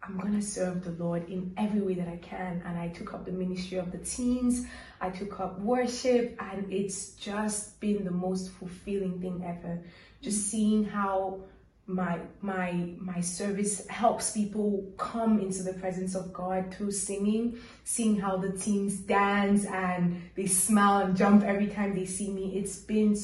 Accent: Cameroon; now in Rome, Italy; I'm from Cameroon

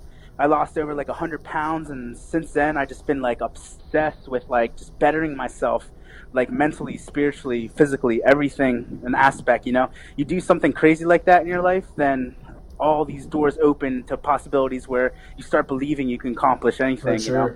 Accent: Lancaster, Pennsylvania, United States; moved away as an adult; also born or lived in Lima, Peru; now in Los Angeles, United States; I was raised in Lancaster, Pennsylvania, in the East Coast. I was born in Lima, Peru. I was adopted into a family out there. And I just recently moved to Los Angeles, California about seven months ago.

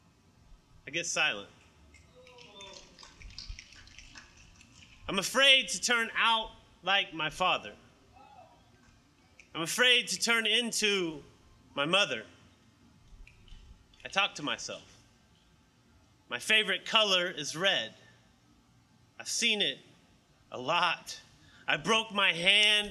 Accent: Oklahoma, United States; now in Baton Rouge, United States; I was born and raised in Oklahoma

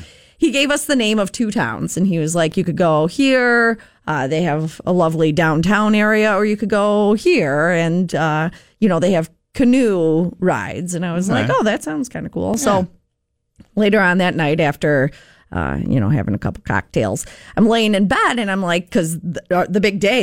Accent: Zion, United States; I grew up in Zion

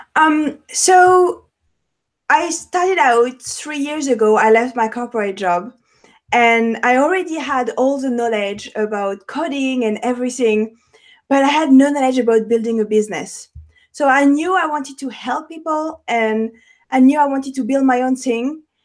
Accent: Paris, Île-de-France, France; accent: French; English is a second language; moved away; French. I'm French. I have an accent, born and raised in Paris

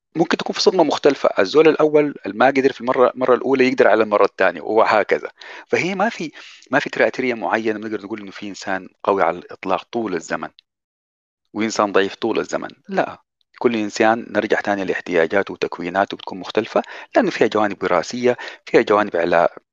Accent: Sudan; زمان عندنا في السودان

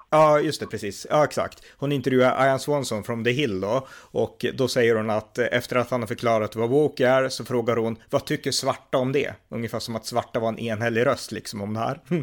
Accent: Sweden; also born or lived in India; jag är liksom född i Indien, när jag växte upp på 80-talet i Sverige och 90-talet

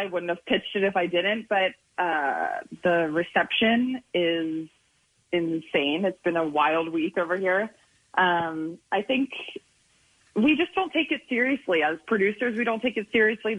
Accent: Boyertown, Pennsylvania, United States; now in Los Angeles, United States; I'm from Boyertown. So we're right on, like, the Berks-Montgomery county line

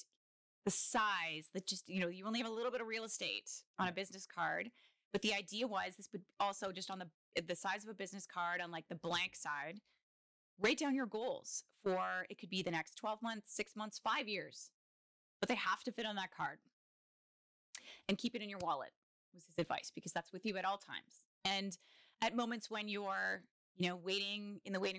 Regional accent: Kingston, Ontario, Canada; I am a full on townie. I was born in Kingston.

